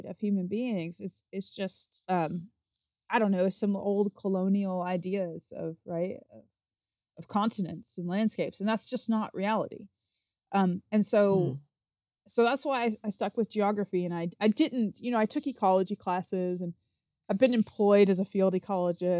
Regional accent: Appalachian Mountains, Kentucky, United States; I'm from the Appalachian Mountains in Kentucky, and I grew up, I like to tell people I grew up on a farm on a mountain in the middle of a national

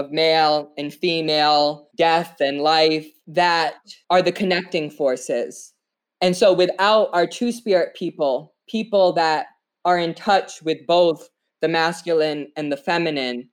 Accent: Narragansett Tribal Nation, Rhode Island, United States; I am from the Narragansett Tribal Nation. We are the indigenous people of Rhode Island

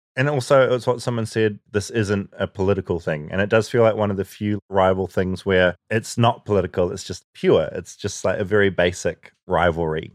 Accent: New Zealand; I'm from New Zealand

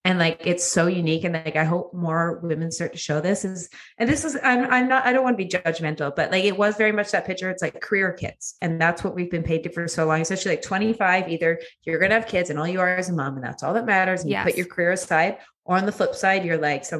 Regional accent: Edmonton, Alberta, Canada; moved away as an adult; also born or lived in Vancouver / Toronto; I grew up in Edmonton

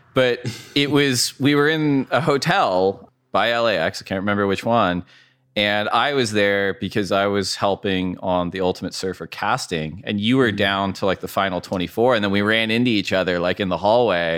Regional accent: Orange County, Southern California, United States; also born or lived in Santa Barbara; now in Ventura, United States; I grew up in Southern California most of my life. Yeah. Um, Orange County, then went to school in Santa Barbara

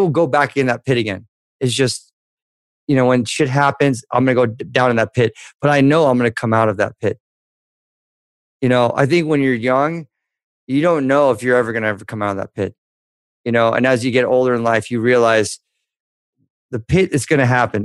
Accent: Newport Beach, California, United States; I grew up in Newport Beach

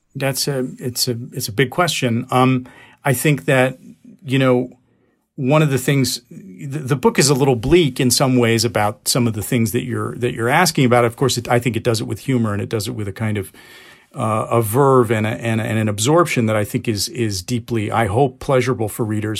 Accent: United States; I speak as only, only in a limited form as a Pakistani because I was born here and raised here and basically American.

